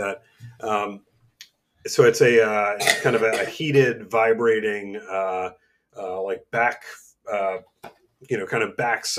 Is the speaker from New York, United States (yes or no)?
yes; New York, United States; moved away; the place that like comes to mind first for me is got to be New York, my hometown.